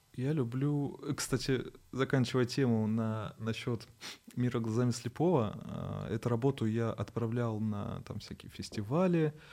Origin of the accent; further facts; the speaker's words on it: Naberezhnye Chelny, Tatarstan, Russia; moved away; я сам родился в Набережных Челнах